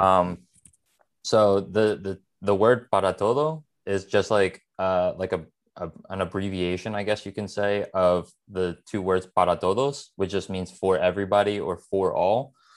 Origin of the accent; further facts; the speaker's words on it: Philadelphia, Pennsylvania, United States; I'm born and raised in Philadelphia, uh, a, a part of the city, like, northeast Philadelphia